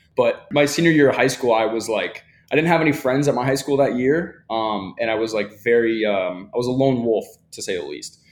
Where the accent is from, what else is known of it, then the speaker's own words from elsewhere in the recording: Michigan, United States; now in Miami, United States; I'm from Michigan, right? I grew up with very little opportunity in comparison to Miami, right?